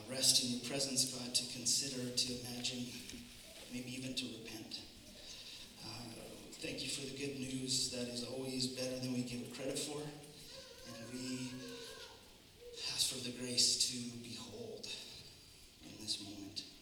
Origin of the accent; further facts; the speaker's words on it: Canada; I find as a Canadian